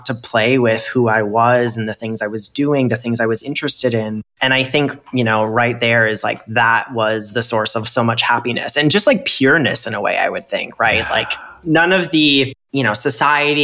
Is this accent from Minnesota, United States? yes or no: yes; Minnesota, United States; moved away; as a kid, because I was raised as a boy, you know, I'm from Minnesota, so hockey